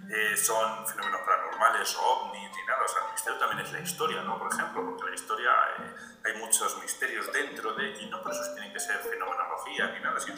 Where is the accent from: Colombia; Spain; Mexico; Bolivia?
Spain; Madrid, Community of Madrid; soy de España, ¿no? de Madrid, exactamente.